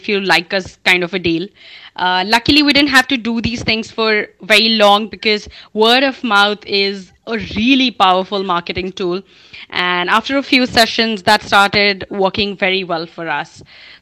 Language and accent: English; Chandigarh, India; moved away; also born or lived in Pune; born and brought up in Chandigarh.